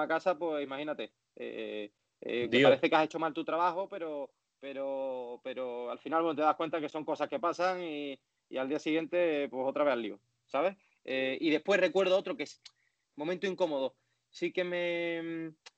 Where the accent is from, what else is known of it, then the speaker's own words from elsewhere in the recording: Andalusia, Spain; accent: Andalusian; por ser andaluz tengo que mantener eh, mi acento siempre